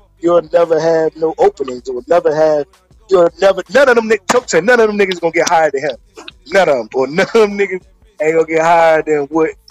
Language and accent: English; Baltimore, Maryland, United States; I'm from Baltimore